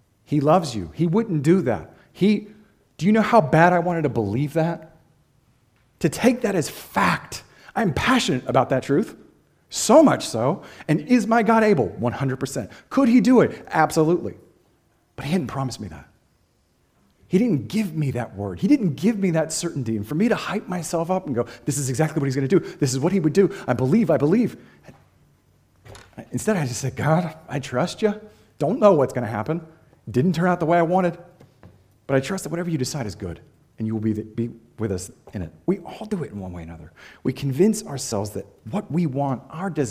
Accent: Boston, Massachusetts, United States; I'm from Boston, Massachusetts

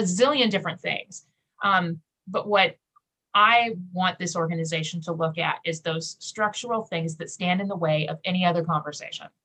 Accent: Kansas, United States; I grew up in Kansas

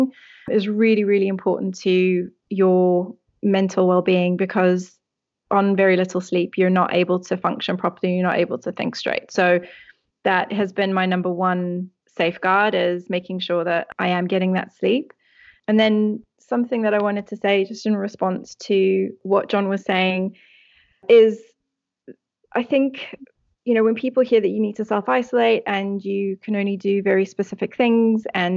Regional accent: South Africa; the country where I grew up in South Africa

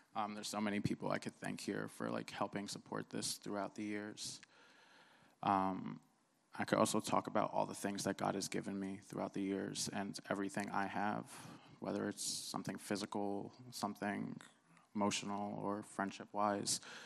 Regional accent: New Jersey, United States; born or raised there; also born or lived in Cairo, Egypt

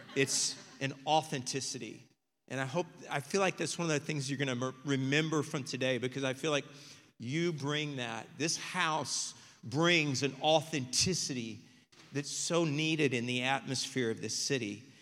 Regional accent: Texas, United States; we're from Texas

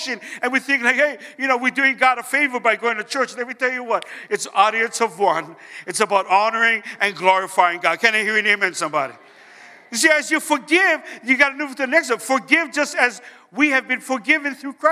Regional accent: Hawaii, United States; I'm from Hawaii

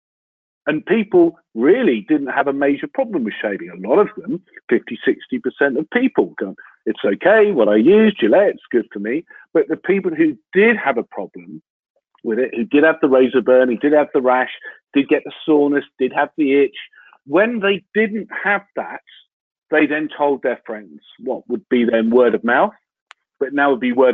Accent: Lowestoft, East of England, United Kingdom; I was born in Lowestoft in Suffolk

